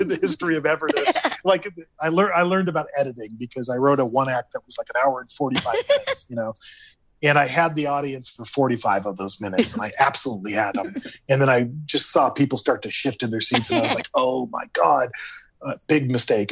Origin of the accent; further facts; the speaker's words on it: Hacienda Heights, California, United States; I grew up in Hacienda Heights, and, and I went to school in Whittier